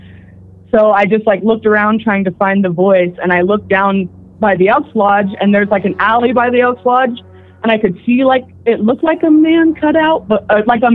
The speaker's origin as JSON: {"language": "English", "town": "Eureka", "region": "Utah", "country": "United States", "moved": "yes", "lives_now": "Orem, United States", "said": "I'm from a place called Eureka, Utah"}